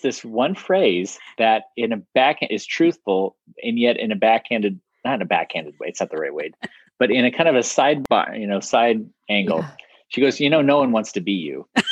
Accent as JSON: {"language": "English", "region": "Ohio", "country": "United States", "tie": "born or raised there", "said": "I grew up up in Ohio, you know, kind of mid Midwest"}